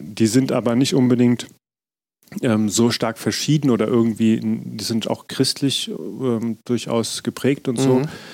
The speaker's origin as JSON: {"language": "German", "town": "Frankfurt", "region": "Hesse", "country": "Germany", "tie": "born or raised there", "also_born_or_lived": "Berlin", "said": "zu Hause in Frankfurt, meiner Heimatstadt"}